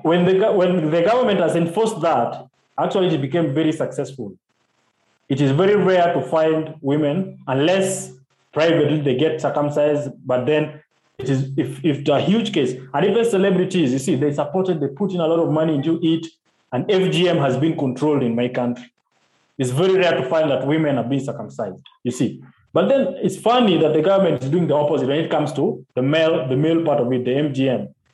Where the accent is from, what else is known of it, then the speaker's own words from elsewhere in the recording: Kisumu, Kisumu County, Kenya; I'm from Kenya, Kenya, Africa